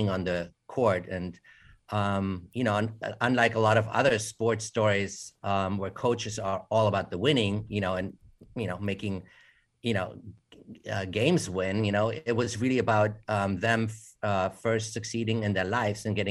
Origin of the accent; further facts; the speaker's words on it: Munich, Bavaria, Germany; moved away as an adult; now in United States; I'm from Germany originally, although I was born in America, raised in Germany, and then came back to study at the American Film Institute